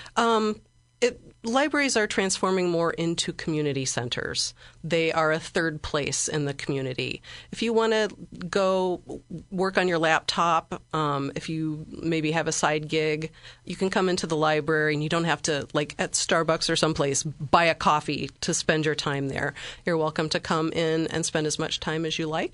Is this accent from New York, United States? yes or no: no; Bloomington, Illinois, United States; moved away as an adult; also born or lived in La Crosse, Wisconsin; now in Springfield, United States; I'm from Bloomington. That's where I spent most of my life, I grew up, uh, in rural Bloomington, near Lake Bloomington